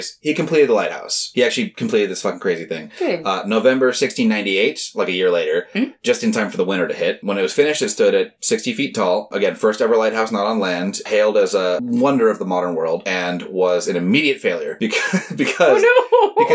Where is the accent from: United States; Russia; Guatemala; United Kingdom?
United Kingdom; England; I grew up in England